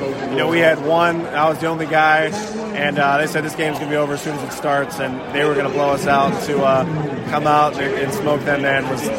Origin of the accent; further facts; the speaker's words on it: Pittsburgh, Pennsylvania, United States; I grew up in Pittsburgh. I wanted to go to Pitt my whole life.